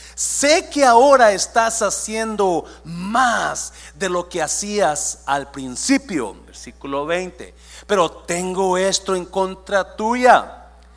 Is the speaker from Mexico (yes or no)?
yes; Mexico; moved away as an adult; now in United States; Yo llegué de 18 años de México